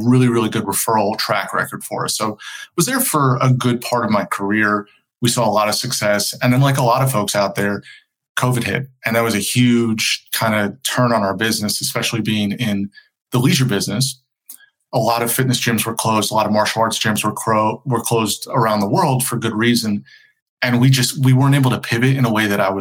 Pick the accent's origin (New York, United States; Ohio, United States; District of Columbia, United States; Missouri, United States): New York, United States; outside of; moved away as an adult; also born or lived in Pennsylvania; now in North Carolina, United States; I grew up outside of New York, went to school in Pennsylvania